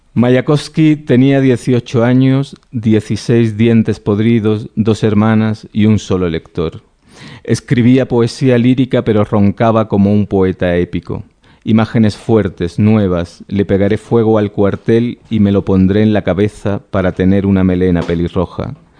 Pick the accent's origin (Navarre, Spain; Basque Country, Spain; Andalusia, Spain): Andalusia, Spain; Yo no necesito hacer gala de nacionalismo andaluz de ningún tipo, pues porque lo llevo